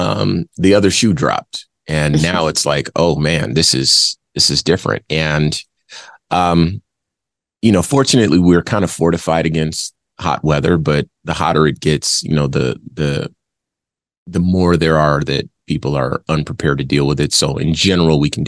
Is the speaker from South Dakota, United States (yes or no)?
no; Phoenix, Arizona, United States; also born or lived in Compton, California; I live in Phoenix, and I have lived in Phoenix since I was a kid. You know, I was born in Compton, but I moved here when I was 7 years old